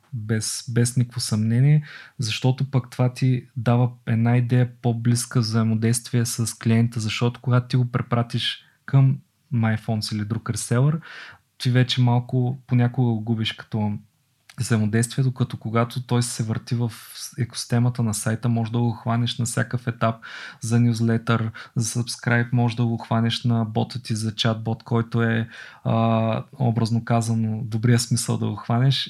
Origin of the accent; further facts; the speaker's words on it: Bulgaria; аз като българин